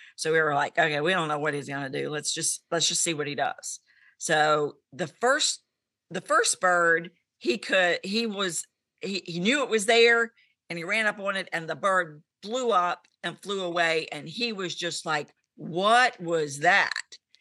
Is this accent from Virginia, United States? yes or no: yes; Abingdon, Virginia, United States; I am from Abington, Virginia, which is central Virginia